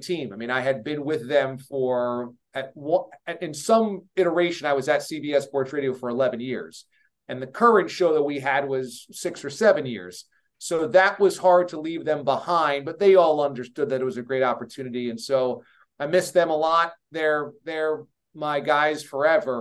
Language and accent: English; Hudson Valley, New York, United States; I grew up in the New York area